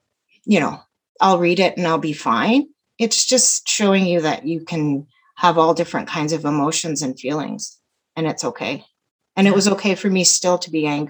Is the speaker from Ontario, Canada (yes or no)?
no; Calgary, Alberta, Canada; I'm from Calgary